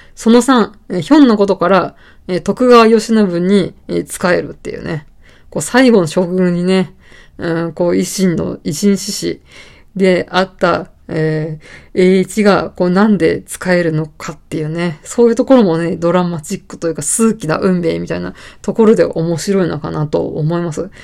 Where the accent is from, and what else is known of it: Saitama, Japan; born or raised there